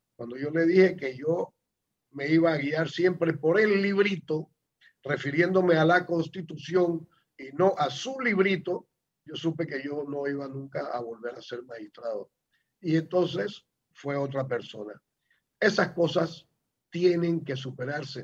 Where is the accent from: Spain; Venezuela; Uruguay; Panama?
Panama; somos precisamente los panameños